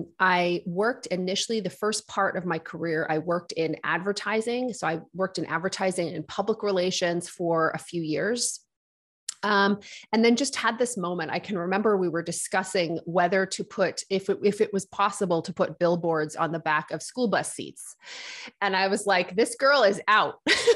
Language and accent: English; Nova Scotia, Canada; also born or lived in United Kingdom; So I grew up on the East Coast in Nova Scotia. We immigrated here with my family when from the United Kingdom when I was a kid.